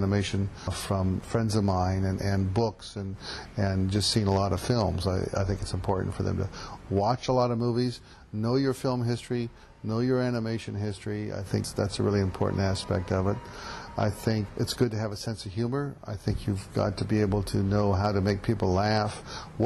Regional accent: Portland, Oregon, United States; now in New York, United States; It's my hometown

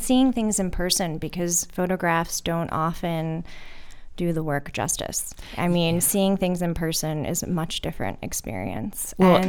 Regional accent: Ohio, United States; moved away as an adult; also born or lived in New York; now in New Paltz, United States; I am actually from Ohio originally

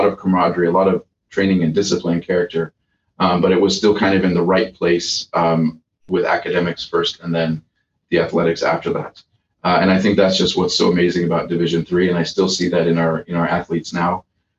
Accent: Nigeria; moved away as an adult; now in United States; I came to Calvin from Nigeria, so I did not have a big community here.

